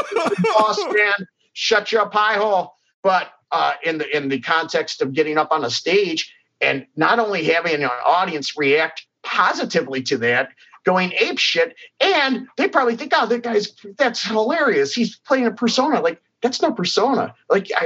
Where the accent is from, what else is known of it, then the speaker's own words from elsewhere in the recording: Cleveland, Ohio, United States; growing up in Cleveland